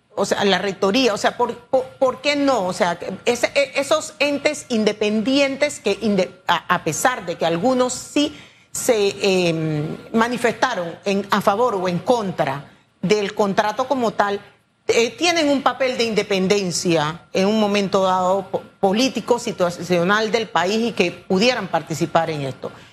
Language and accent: Spanish; Panama; nosotros como panameño